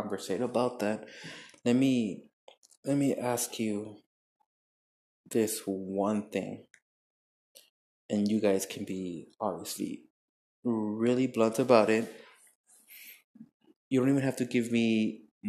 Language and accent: English; El Paso, Texas, United States; in El Paso, my hometown